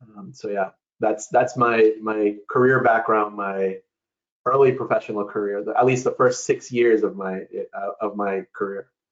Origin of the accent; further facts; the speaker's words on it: New York City, New York, United States; I was born and raised in New York City. Um, my parents came from Ecuador.